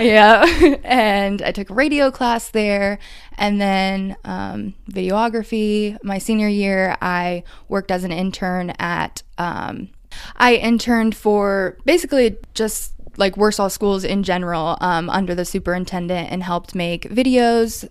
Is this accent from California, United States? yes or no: no; Warsaw, Indiana, United States; moved away as an adult; now in Indianapolis, United States; I grew up in Warsaw